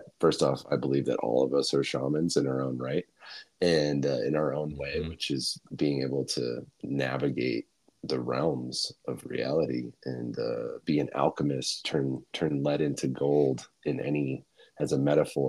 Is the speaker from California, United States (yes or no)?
no; Bozeman, Montana, United States; born there; I was born in Bozeman, Montana, in 1995 in January